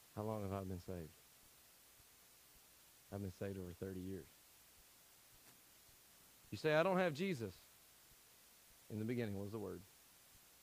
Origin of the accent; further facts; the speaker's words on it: Tennessee, United States; I'm from Tennessee.